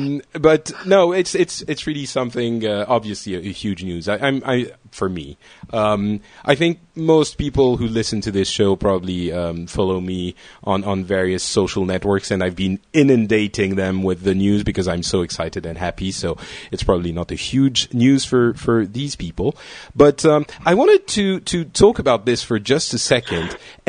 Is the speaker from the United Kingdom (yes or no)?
no; Lebanon; born there; Although, you know, I was born in Lebanon, so I should probably know at least that.